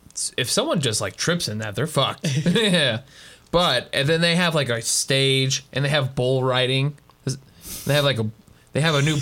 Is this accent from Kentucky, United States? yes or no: yes; Kentucky, United States; I grew up in Kentucky.